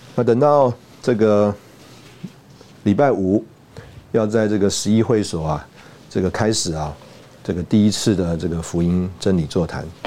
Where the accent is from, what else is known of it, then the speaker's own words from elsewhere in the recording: Taiwan; 我们出来台湾长大的这个人